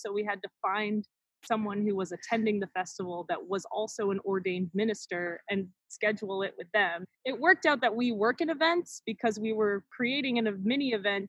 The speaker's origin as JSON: {"language": "English", "region": "upstate New York", "country": "United States", "moved": "as an adult", "lives_now": "Minnesota, United States", "said": "I'm from New York, upstate New York."}